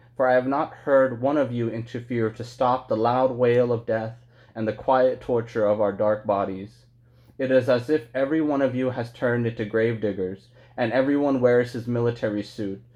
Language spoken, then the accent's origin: English; West Sacramento, California, United States; also born or lived in Logar, Afghanistan / Kabul, Afghanistan; the Afghans that I knew and loved growing up in, in Logad and Kabul and then, and then here as well in West Sacramento